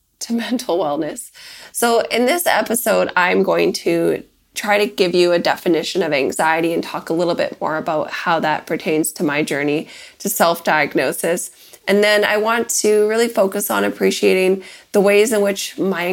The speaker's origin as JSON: {"language": "English", "town": "Victoria", "region": "British Columbia", "country": "Canada", "moved": "yes", "lives_now": "United States"}